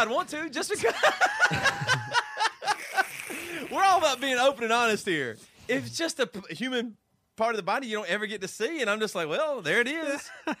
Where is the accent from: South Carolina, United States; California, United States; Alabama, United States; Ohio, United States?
South Carolina, United States; moved away as an adult; now in Seattle, United States; Like when we first moved to Seattle, people thought we were from England or Australia. Nobody ever said South Carolina.